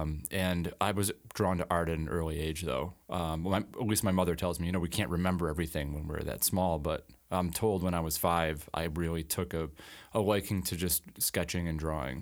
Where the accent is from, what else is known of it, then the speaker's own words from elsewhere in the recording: Alden, New York, United States; I grew up in Alden, um, you know, grew up in the Buffalo area